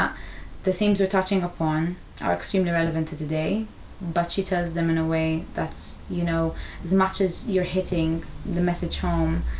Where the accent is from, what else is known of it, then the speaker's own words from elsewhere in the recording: Malta; moved away as an adult; now in United Kingdom; we grew up in Malta devising work